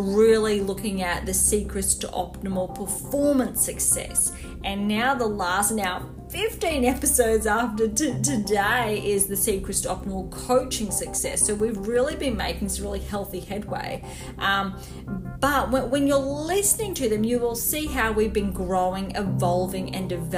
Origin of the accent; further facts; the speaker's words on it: Gold Coast, Queensland, Australia; I am based on the sunny Gold Coast